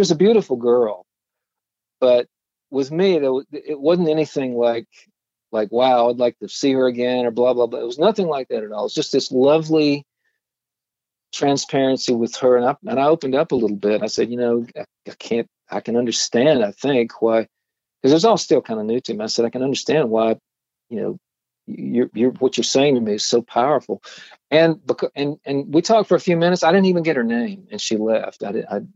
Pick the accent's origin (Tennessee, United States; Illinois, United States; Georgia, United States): Georgia, United States; Atlanta; growing up in Atlanta